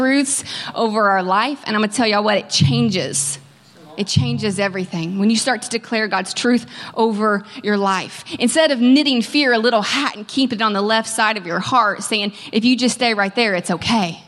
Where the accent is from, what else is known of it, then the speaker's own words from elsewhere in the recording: Kentucky, United States; moved away as an adult; now in California, United States; I am from Kentucky